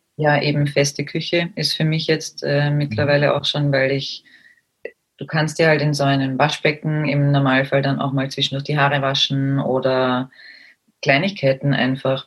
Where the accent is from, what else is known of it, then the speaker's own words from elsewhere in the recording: Austria; bei uns in Österreich